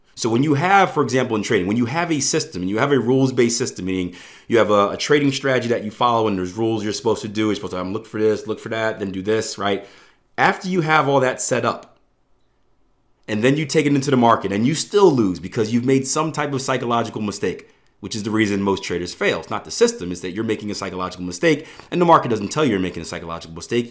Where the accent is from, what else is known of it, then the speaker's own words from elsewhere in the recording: Philadelphia, Pennsylvania, United States; I'm from Philadelphia, so public transportation isn't the best